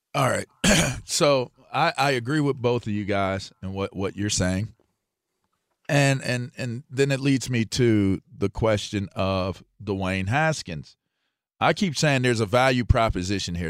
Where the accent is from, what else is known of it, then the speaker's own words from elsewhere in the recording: Pittsburgh, Pennsylvania, United States; I grew up in Pittsburgh